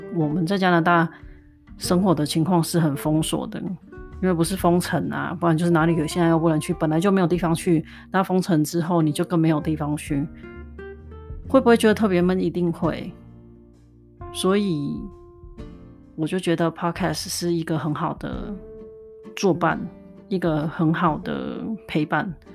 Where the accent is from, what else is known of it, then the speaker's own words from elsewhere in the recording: Taiwan; moved away as an adult; now in Canada; 旅居国外的我们可以安心地回去台湾，看看家人朋友